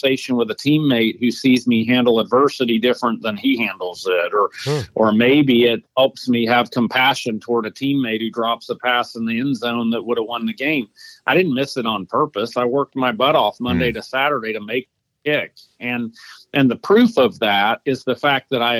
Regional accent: Atlanta, Georgia, United States; my hometown, Atlanta.

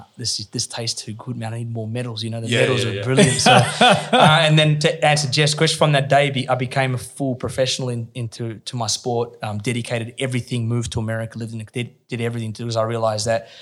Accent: Perth, Western Australia, Australia; moved away as an adult; also born or lived in Sydney; moved to Sydney, lived with my auntie in Bexley, because I was from Perth

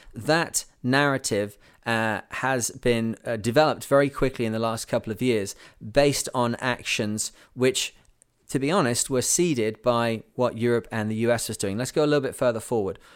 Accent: United Kingdom; now in Canada; I live in Canada. I'm British

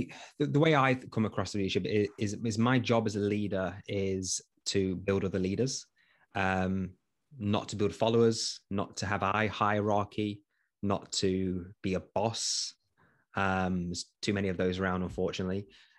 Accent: East Midlands, United Kingdom; I am from Nottinghamshire, so actually from Nottinghamshire Police.

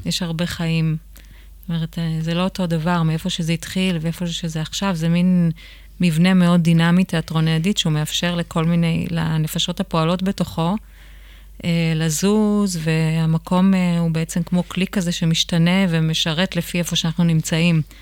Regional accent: Israel; גדלתי בקיבוץ

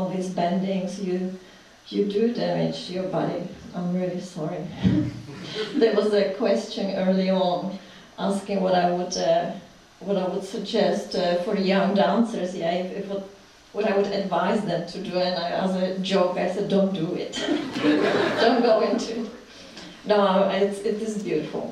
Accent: Prague, Czechia; English is a second language; moved away as an adult; now in London, United Kingdom; I was born in the Czech Republic. Well, it was Czechoslovakia before. I was born in Prague.

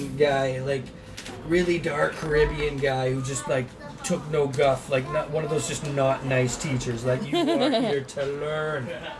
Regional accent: Mississauga, Ontario, Canada; also born or lived in St. Catharines, Ontario; well, I moved here from St. Catharines when I was 9, or to Mississauga, and Willow Glen was my first school in grade 3.

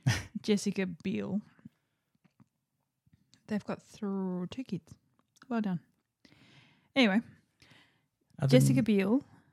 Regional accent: Victoria, Australia; Because we're from Victoria and it's Palmer.

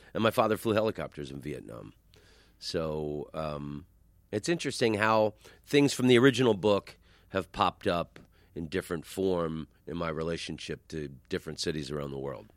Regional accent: Oviedo, Florida, United States; where I grew up in Oviedo is, is very close to U C F

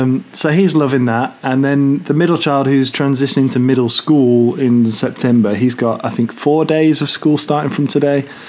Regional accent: United Kingdom; we're British

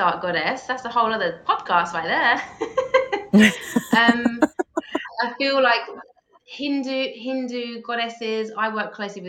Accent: England, United Kingdom; now in Australia; I'm English

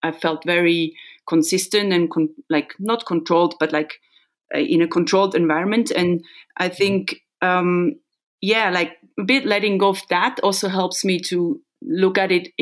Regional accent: Solothurn, Switzerland; building a house now in Solothurn, in my hometown

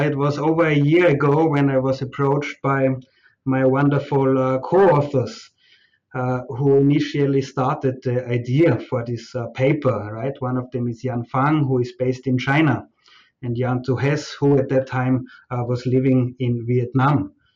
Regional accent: Austria; moved away as an adult; also born or lived in Fiji; now in Malaysia; arrive in uh, Austria, in my home country

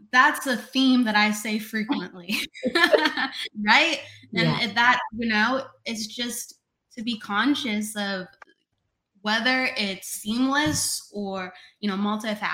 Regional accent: Illinois, United States; So I grew up in Illinois

